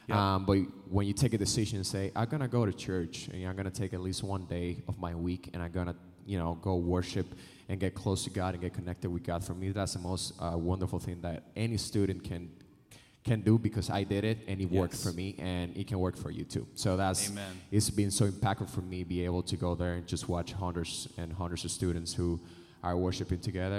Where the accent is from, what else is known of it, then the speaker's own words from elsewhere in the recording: Dominican Republic; now in Des Moines, United States; I'm from the Dominican Republic